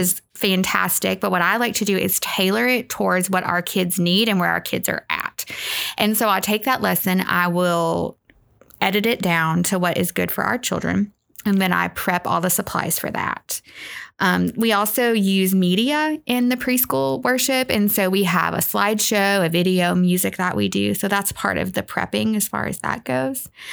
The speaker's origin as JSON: {"language": "English", "town": "North Little Rock", "region": "Arkansas", "country": "United States", "tie": "born or raised there", "moved": "yes", "said": "I grew up in North Little Rock, Arkansas"}